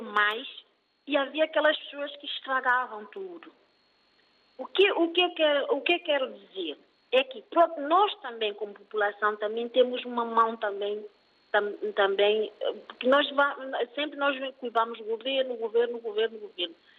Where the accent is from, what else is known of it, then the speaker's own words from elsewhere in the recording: Guadalupe, Lobata, São Tomé & Príncipe; moved away; eu sou da Zona Norte, uh, mais concretamente o centro, que é, que é Guadalupe